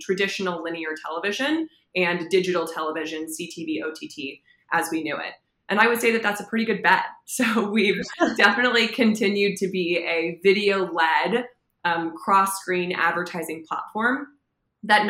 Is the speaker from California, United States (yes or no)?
yes; Los Angeles, California, United States; born and raised in Los Angeles